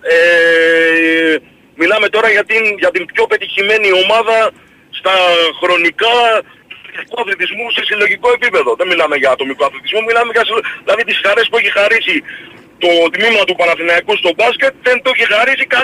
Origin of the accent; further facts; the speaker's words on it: Rhodes, South Aegean, Greece; γιατί είμαι από τη Ρόδο, οπότε χρειάζεται να μετακινηθώ παραπάνω ας πούμε από τους υπόλοιπους.